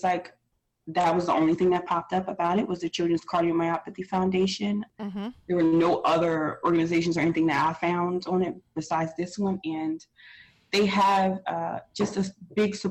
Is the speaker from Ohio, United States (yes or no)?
no; Pennsylvania, United States; moved away; we're from originally from Pennsylvania